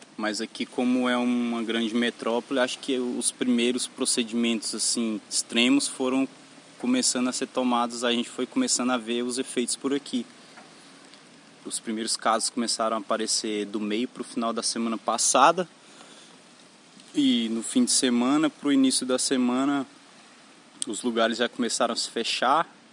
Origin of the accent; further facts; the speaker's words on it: Mineiros, Goiás, Brazil; moved away as an adult; now in Florianópolis, Brazil; Eu sou natural da cidade de Mineiros, Goiás, mas atualmente há uns dois meses eu estou morando em Florianópolis